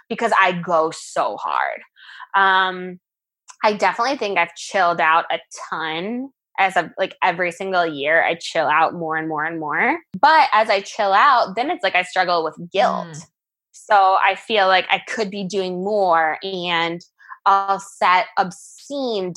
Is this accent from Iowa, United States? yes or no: yes; Iowa, United States; moved away as an adult; growing up in Iowa, going in state for school